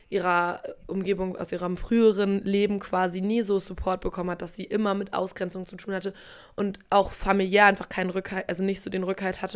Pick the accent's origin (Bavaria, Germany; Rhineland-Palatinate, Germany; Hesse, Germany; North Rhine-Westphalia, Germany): North Rhine-Westphalia, Germany; Paderborn; moved away; bei uns in Paderborn in der Heimat